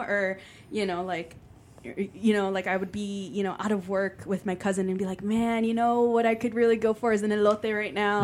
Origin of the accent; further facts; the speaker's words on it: Chicago, Illinois, United States; I grew up in Little Village and Pilsen